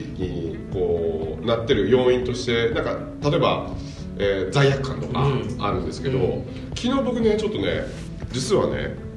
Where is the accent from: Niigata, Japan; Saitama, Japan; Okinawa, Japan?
Niigata, Japan; Nagaoka; 僕は新潟県の長岡市の出身なんですけど